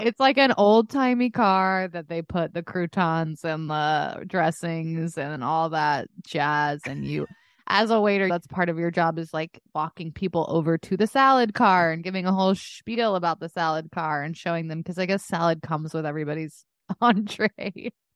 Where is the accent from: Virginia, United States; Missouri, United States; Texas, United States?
Texas, United States; Dallas; moved away; my hometown of Dallas